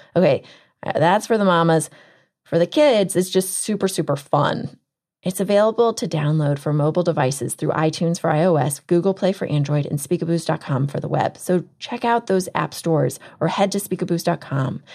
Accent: Texas, United States; I'm from Texas

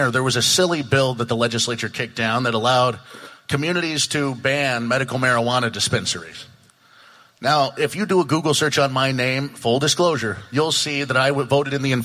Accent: Coquille, Oregon, United States; I've had the privilege of being the mayor of my hometown of Coquille for the last 3.5 years.

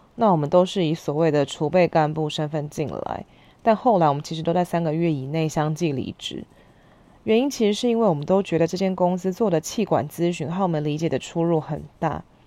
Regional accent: Hsinchu, Taiwan; moved away as an adult; also born or lived in Taipei; 虽然出生在台北，但我在新竹住了十年，大学的时候搬回来念书

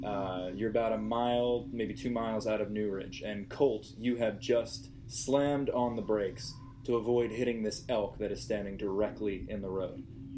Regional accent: Maryland, United States; also born or lived in Tennessee; I'm from Maryland.

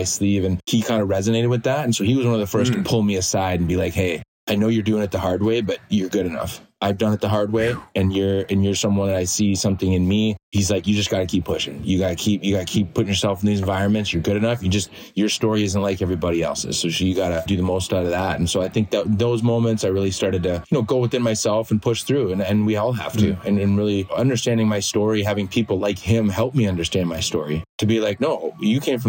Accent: Green Bay, Wisconsin, United States; moved away; also born or lived in England; growing up in Green Bay.

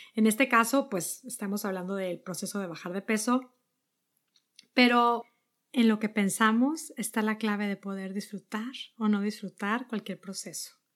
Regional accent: Monterrey, Nuevo León, Mexico; moved away as an adult; also born or lived in Netherlands / New York; now in Boston, United States; Yo soy de Monterrey, vivíamos ahí

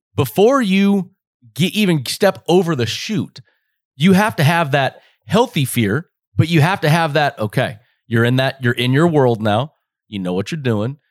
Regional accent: Las Vegas, Nevada, United States; this is born and raised for me. This is home.

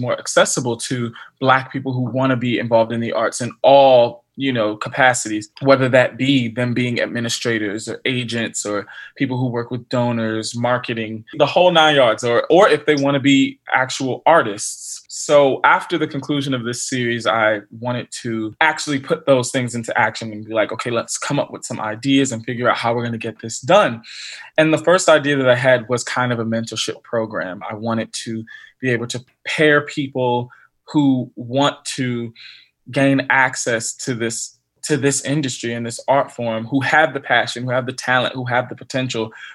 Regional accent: Bowie, Maryland, United States; also born or lived in Waldorf, Maryland / Philadelphia; I grew up in Bowie, Maryland, which is much more northern Maryland

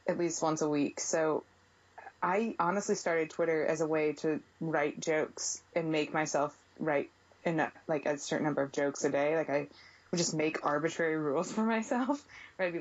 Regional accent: St. Louis, Missouri, United States; moved away; I'm from St. Louis, and from like a big Italian family

